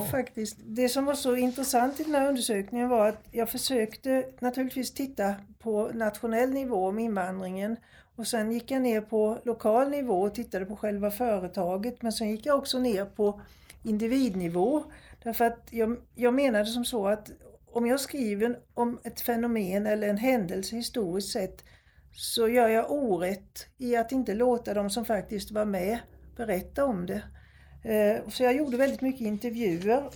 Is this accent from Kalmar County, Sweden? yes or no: yes; Nybro, Kalmar County, Sweden; där jag växte upp i Nybro